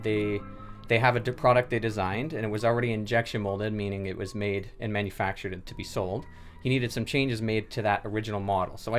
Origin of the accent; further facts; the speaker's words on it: Sault Ste. Marie, Ontario, Canada; I'm from Sault Ste. Marie as well, born and raised